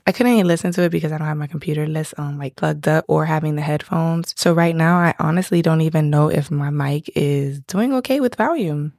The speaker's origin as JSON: {"language": "English", "town": "Miami", "region": "Florida", "country": "United States", "said": "I'm from Miami, South Florida"}